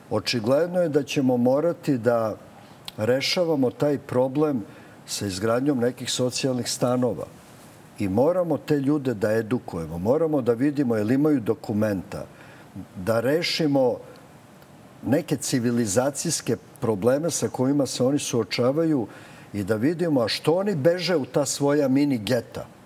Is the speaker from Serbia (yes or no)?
yes; Belgrade, Serbia; Ja sam odrastao na Ceraku, to je predgrađe Beograda.